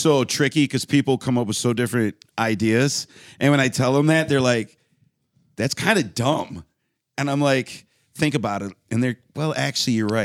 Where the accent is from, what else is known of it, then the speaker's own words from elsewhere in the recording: Westland, Michigan, United States; in my neighborhood in Westland